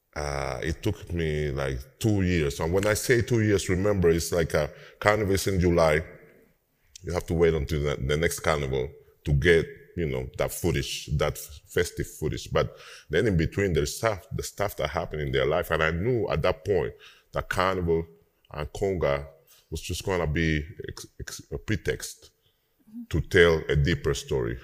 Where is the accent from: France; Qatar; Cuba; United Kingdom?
Cuba; Havana; moved away as an adult; now in New Orleans, United States; I live uh, in New Orleans for uh, 20 years now, 20, 21 years. Um, but yes, I'm from Cuba, um, from Havana